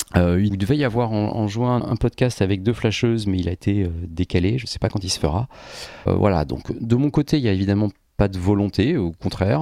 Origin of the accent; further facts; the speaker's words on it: Paris, Île-de-France, France; Je suis parisien depuis, euh, depuis, depuis gamin. Enfin, parisien ou banlieusard suivant les périodes.